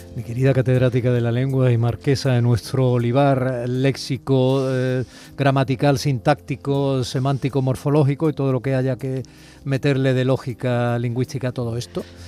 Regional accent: Andalusia, Spain; yo lo reproche como andaluz

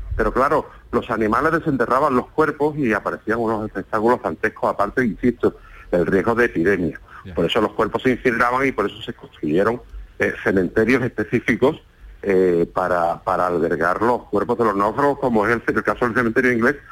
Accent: Málaga, Andalusia, Spain; now in Antequera, Spain; Yo soy malagueño aunque vivo en Antequera

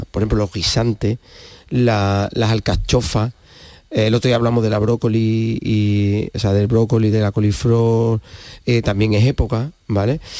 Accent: Andalusia, Spain; que somos de Huelva tenemos ese concepto metido desde chico.

